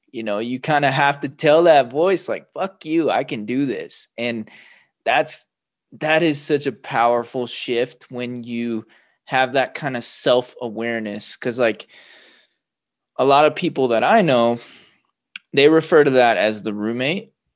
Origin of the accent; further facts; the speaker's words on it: Los Angeles, California, United States; also born or lived in Torrance, California; now in Central Oregon, United States; I grew up in Los Angeles, California